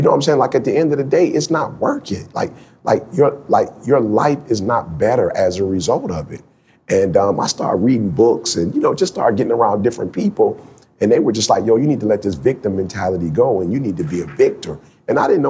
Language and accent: English; Detroit, Michigan, United States; I was born in Detroit